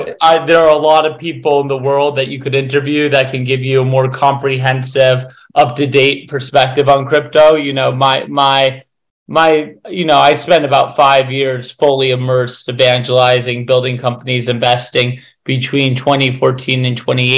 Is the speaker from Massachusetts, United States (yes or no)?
yes; Western Massachusetts, United States; I grew up in a small town in Western Massachusetts.